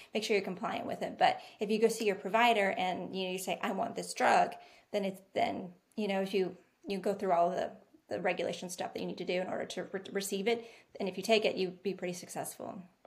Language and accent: English; Bellflower, California, United States; moved away as an adult; also born or lived in Long Beach, California / Stockton, California / San Francisco, California; now in North Carolina, United States; I'm from California as Emily is